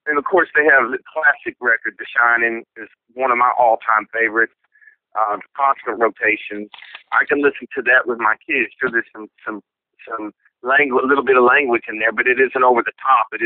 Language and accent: English; Columbia, Missouri, United States; cats growing up in New York City uh, that's just a whole damn different mentality than growing up in Columbia, Missouri.